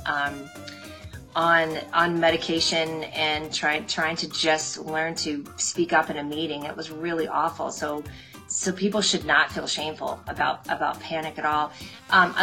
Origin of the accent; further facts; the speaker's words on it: Midwest, United States; I grew up in the Midwest, and that's just how we roll